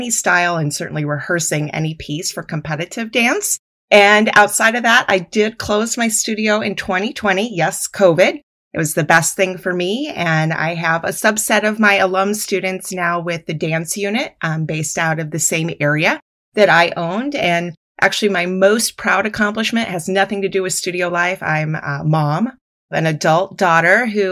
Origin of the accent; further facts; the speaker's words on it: Des Moines, Iowa, United States; moved away as an adult; also born or lived in Minneapolis–Saint Paul, Minnesota; now in Minneapolis, United States; I was really young as a 4-year-old, growing up in Des Moines, Iowa